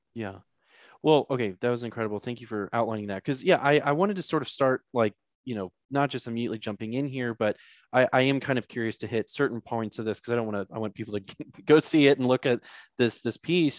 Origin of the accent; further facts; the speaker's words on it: St. Louis, Missouri, United States; I'm from Saint Louis, so a lot of Catholic school involved there